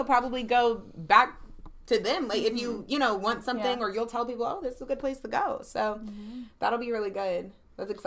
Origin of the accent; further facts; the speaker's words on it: Charlotte, North Carolina, United States; also born or lived in Virginia; I'm born and raised in Charlotte, but, like, 4 years I was raised in Virginia in elementary school